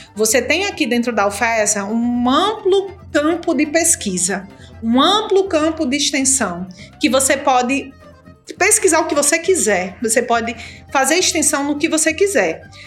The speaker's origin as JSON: {"language": "Portuguese", "town": "Mossoró", "region": "Rio Grande do Norte", "country": "Brazil", "tie": "born or raised there", "also_born_or_lived": "Natal", "said": "nascida e criada aqui em Mossoró, no Rio Grande do Norte, interior do Nordeste, Brasil"}